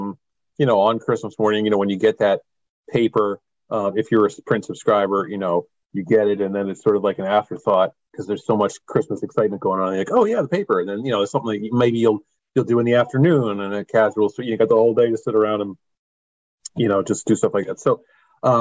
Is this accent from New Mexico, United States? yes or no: no; Philadelphia, Pennsylvania, United States; born or raised there